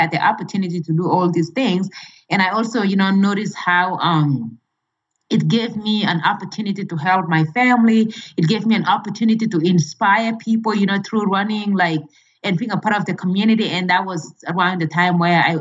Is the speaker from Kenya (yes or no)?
yes; Kenya; moved away as an adult; now in United States; my home country, Kenya